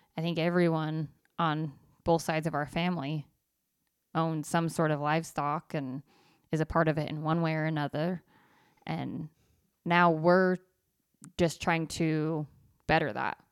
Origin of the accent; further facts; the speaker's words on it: Idaho, United States; I grew up in Idaho